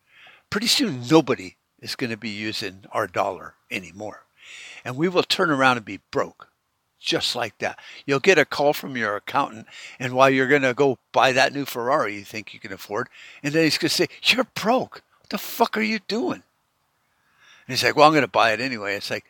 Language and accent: English; United States; I'm an American.